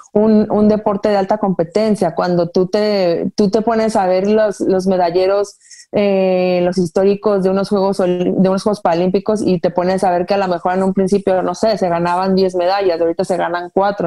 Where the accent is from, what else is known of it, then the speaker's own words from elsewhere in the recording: Guadalajara, Jalisco, Mexico; soy originaria de Guadalajara